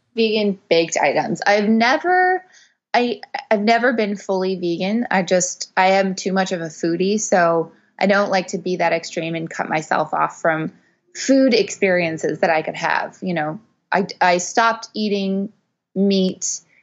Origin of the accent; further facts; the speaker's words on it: Montreal, Quebec, Canada; I'm from Montreal originally